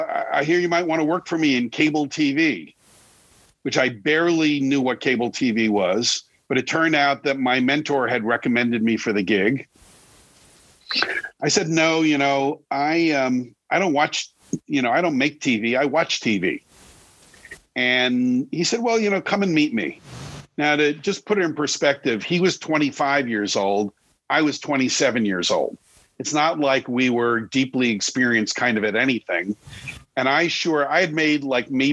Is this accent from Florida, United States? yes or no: no; Long Island, New York, United States; I grew up on Long Island outside of New York